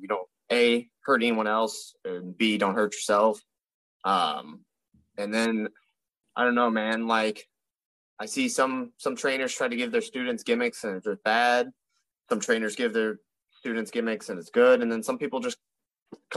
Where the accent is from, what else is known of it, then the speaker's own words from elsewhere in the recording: Midwest, United States; I grew up in the Midwest and just an all-American good boy